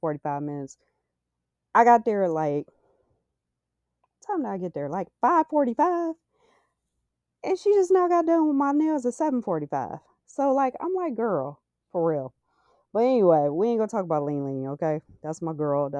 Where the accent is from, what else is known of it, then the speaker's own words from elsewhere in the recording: Cleveland, Ohio, United States; And I am from Cleveland